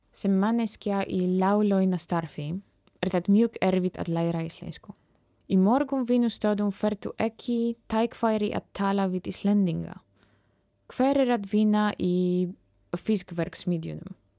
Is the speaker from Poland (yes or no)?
yes; Poland; Icelandic is a second language; moved away as an adult; now in Iceland; ég er frá Pólandi